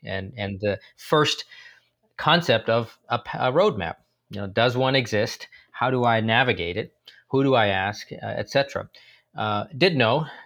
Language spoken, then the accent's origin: English; San Francisco, California, United States; also born or lived in India; I grew up in San Francisco, uh, in the Bay Area